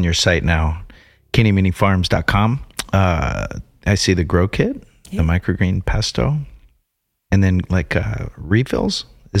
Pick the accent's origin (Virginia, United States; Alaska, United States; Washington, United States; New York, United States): Alaska, United States; growing up in Alaska